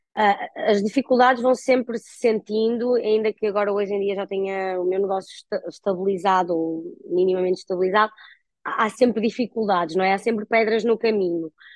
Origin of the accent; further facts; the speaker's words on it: Guimarães, Norte, Portugal; also born or lived in Porto; aos 18 anos eu mudei-me, eu sou natural de Guimarães, uh, fui viver para o Porto